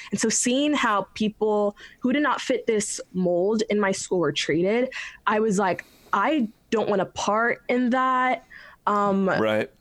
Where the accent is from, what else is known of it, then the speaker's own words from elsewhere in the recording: Westerville, Ohio, United States; also born or lived in Silver Spring, Maryland; Moved to Ohio, Westerville, Ohio, when I was like young. So I call like Ohio home